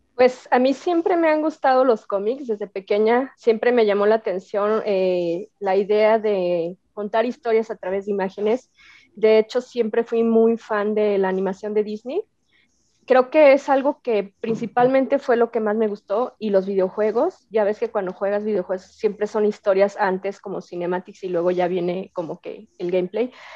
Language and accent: Spanish; Jalisco, Mexico; also born or lived in Xalapa, Veracruz / Monterrey; yo nací en Jalapa, Veracruz, y este, y mis papás y mis hermanas nos vinimos a vivir aquí a Jalisco, y aquí estudié primaria, secundaria, prepa, todo